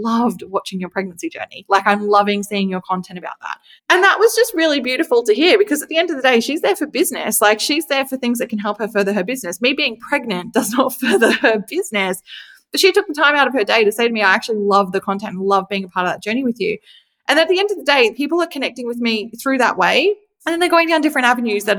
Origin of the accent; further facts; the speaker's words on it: Australia; I'm Australian